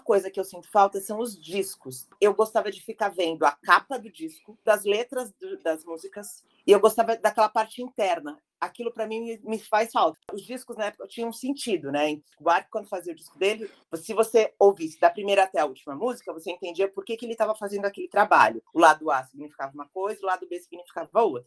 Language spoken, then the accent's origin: Portuguese; Baixada Santista, São Paulo, Brazil; nós todas somos da Baixada